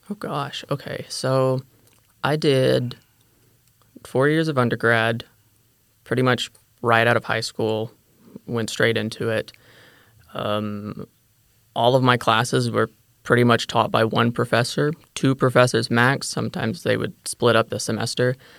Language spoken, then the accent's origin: English; DeSoto County, Mississippi, United States; moved away as an adult; also born or lived in Olive Branch, Mississippi; now in Fort Worth, United States; I grew up in DeSoto County, Mississippi.